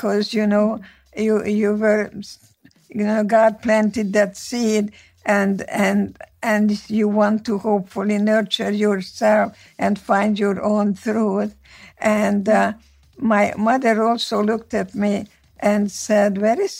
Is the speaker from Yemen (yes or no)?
no; Slovakia; first language Hungarian; English is a second language; moved away as an adult; now in United States; Yes, I was born in Czechoslovakia. My city was part of Czechoslovakia from 1918 until 1938. Before that was the Austro-Hungarian monarchy, so my mother tongue is Hungarian.